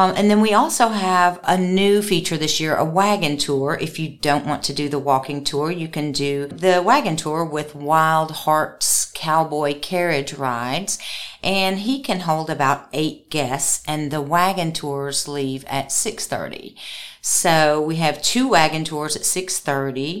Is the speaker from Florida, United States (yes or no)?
no; Limestone County, Alabama, United States; moved away; I grew up here in Limestone County and moved away, and I've just been back with the tourism office since